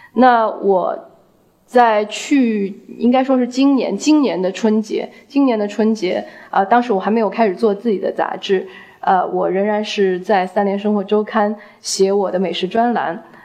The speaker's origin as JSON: {"language": "Chinese", "country": "China", "said": "我们中国人"}